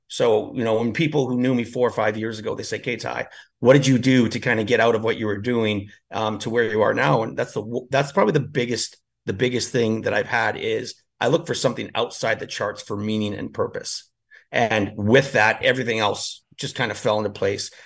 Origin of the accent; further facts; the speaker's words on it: Edmonton, Alberta, Canada; moved away as an adult; also born or lived in northern Canada; now in Spain; I'm from Edmonton